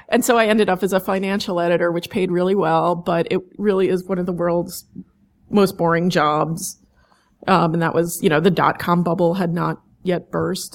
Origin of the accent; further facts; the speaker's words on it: New York City, New York, United States; also born or lived in East End, Long Island; I grew up mostly in Manhattan